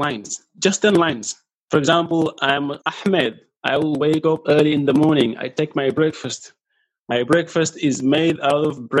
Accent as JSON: {"language": "English", "country": "Senegal", "also_born_or_lived": "Gambia", "second_language": "English", "said": "I came back to my home country, which is Senegal, to continue learning Arabic here in Arabic schools in Senegal."}